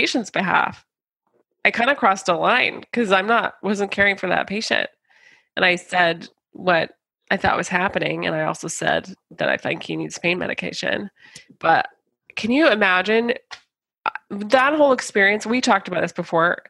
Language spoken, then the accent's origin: English; United States; as an American